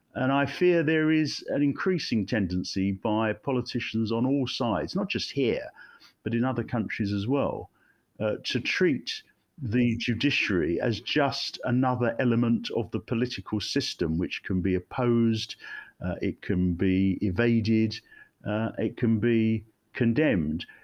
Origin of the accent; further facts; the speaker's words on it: Ilford, London, United Kingdom; also born or lived in Finsbury Park, London; my parents moved to Ilford in Essex in 1963